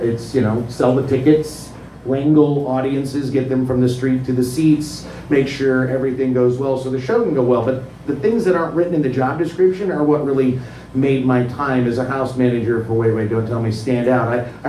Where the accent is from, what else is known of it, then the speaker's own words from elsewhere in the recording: Tennessee, United States; I was born in Tennessee